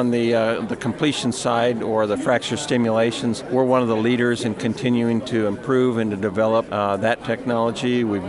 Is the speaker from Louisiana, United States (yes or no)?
no; Rapid City, South Dakota, United States; now in Denver, United States; I'm from Rapid City, South Dakota. My family still lives in Rapid City. I live in Denver now, but I get back periodically.